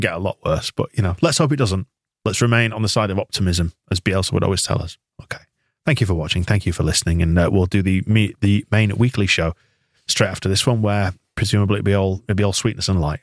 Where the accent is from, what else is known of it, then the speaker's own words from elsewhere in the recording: Bradford, Yorkshire and the Humber, United Kingdom; I'm from Bradford and I can tell a Leeds person from a Bradford person